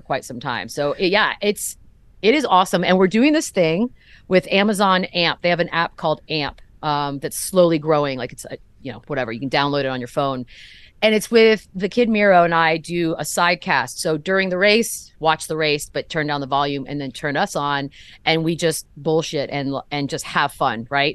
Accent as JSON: {"language": "English", "town": "San Antonio", "region": "Texas", "country": "United States", "tie": "born or raised there", "moved": "as an adult", "said": "I grew up here"}